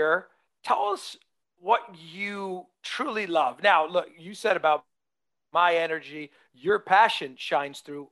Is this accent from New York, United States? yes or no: yes; Port Chester, New York, United States; now in New York City, United States; Chelsea's coming to Portchester, New York